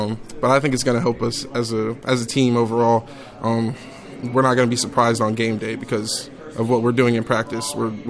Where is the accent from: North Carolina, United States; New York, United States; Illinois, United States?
North Carolina, United States; Jacksonville; moved away as an adult; now in Greenville, United States; I'm from Jacksonville, so not too far from here. So I usually spend most of my off time here in Greenville anyways.